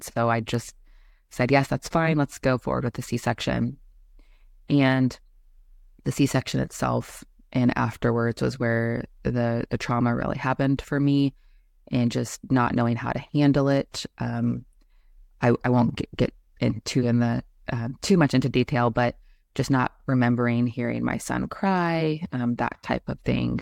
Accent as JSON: {"language": "English", "town": "Indianapolis", "region": "Indiana", "country": "United States", "tie": "born or raised there", "also_born_or_lived": "Kansas City, Missouri / Florida / Tennessee / Nebraska", "said": "I was born in Kansas City, Missouri, but only briefly lived there, um, as a baby, and then I've spent the majority of my life in Indianapolis, Indiana"}